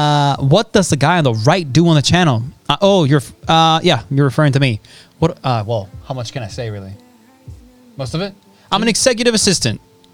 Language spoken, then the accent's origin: English; Scotland, United Kingdom; I'm from Scotland.